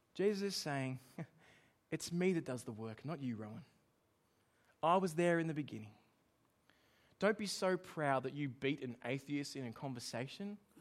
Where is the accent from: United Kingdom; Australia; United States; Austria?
Australia; I'm Australian